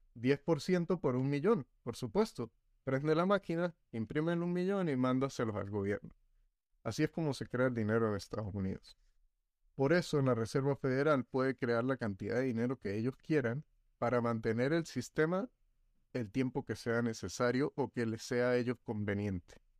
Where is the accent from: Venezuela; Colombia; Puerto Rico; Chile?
Venezuela; nosotros los venezolanos